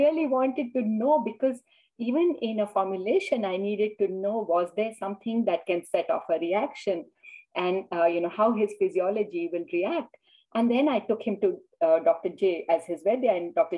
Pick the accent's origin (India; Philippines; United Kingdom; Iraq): India; now in United States; I grew up in India and then I moved to the US